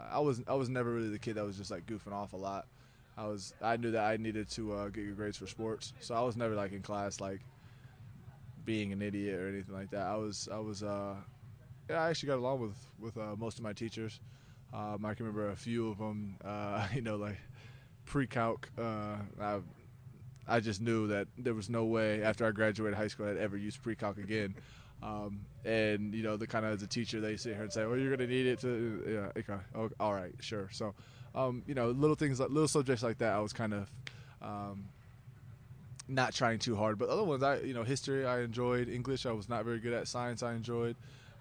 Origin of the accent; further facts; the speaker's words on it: Fostoria, Ohio, United States; Like I said, small town, blue collar community.